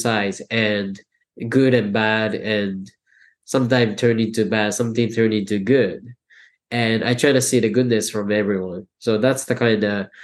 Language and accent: English; Tokyo, Japan; first language Japanese; English is a second language; moved away as an adult; also born or lived in Ithaca, New York; now in New York City, United States; I live in big city because I grew up in Tokyo.